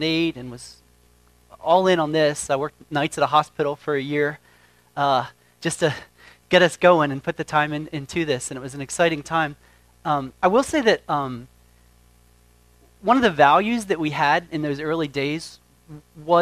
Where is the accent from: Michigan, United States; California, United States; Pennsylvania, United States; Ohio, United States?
Pennsylvania, United States; York; moved away; also born or lived in Texas; I'm from York, Pennsylvania